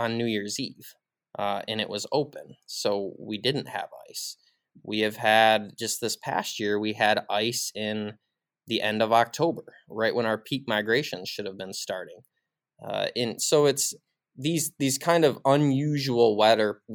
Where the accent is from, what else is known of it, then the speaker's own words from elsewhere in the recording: Michigan, United States; I grew up in Musings, Michigan, about 30 miles south of Traverse City in Michigan's northern lower peninsula.